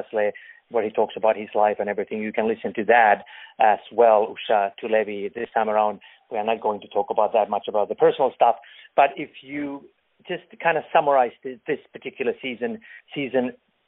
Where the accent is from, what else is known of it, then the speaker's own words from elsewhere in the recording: Finland; I'm from Finland